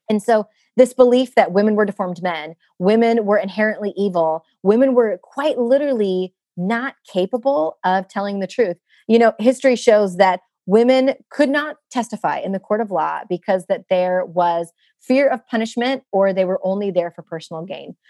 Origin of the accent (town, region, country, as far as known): United States; born or raised there